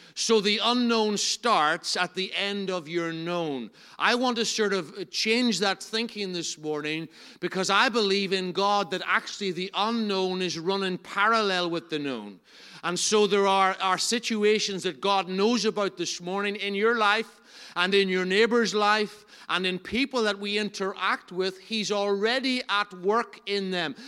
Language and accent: English; Enniskillen, Northern Ireland, United Kingdom; I'm from Enniskillen